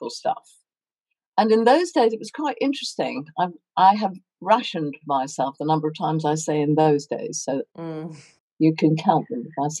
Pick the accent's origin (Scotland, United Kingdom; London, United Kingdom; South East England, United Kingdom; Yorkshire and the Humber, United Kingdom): London, United Kingdom; moved away as an adult; also born or lived in Hertfordshire / Long Island, New York / Oxford; now in New Forest, United Kingdom; I grew up in Hertfordshire till I was 5 and the war ended, then moved to Hampstead, which was the family home, and have more or less lived in Hampstead ever since